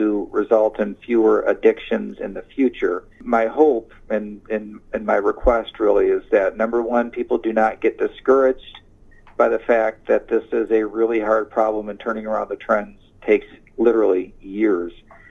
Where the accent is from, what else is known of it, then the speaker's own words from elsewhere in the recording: Ionia, Michigan, United States; I'm from Ionia, and I'm proud of corrections.